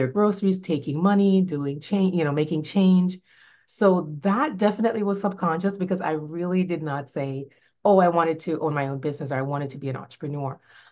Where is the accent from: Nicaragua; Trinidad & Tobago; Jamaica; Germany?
Jamaica; also born or lived in New York; now in Florida, United States; I grew up in Jamaica, in rural Jamaica